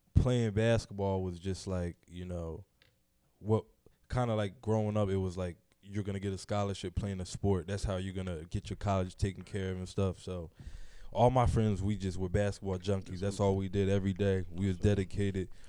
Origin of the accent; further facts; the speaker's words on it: Philadelphia, Pennsylvania, United States; growing up in Philly, if you're in that black neighborhood